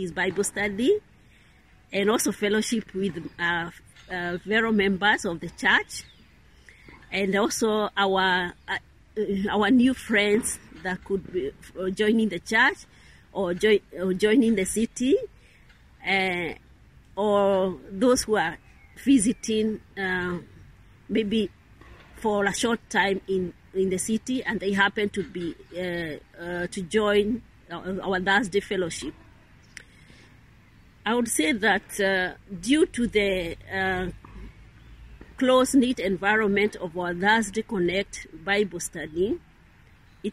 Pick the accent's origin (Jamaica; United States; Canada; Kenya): Kenya; now in Rome, Italy; I come from Kenya.